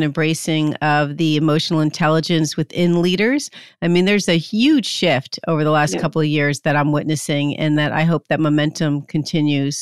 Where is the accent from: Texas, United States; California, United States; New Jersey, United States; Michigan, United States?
New Jersey, United States; I'm from Jersey